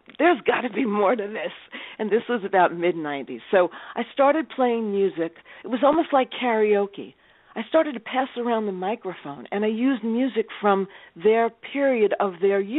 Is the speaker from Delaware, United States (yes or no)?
no; New York, United States; also born or lived in Tulsa, Oklahoma; I am a New Yorker